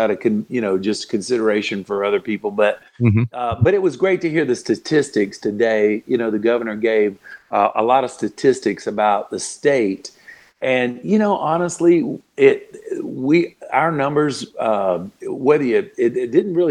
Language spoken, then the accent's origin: English; Florida, United States; moved away; also born or lived in Nashville; I've always loved my home state of Florida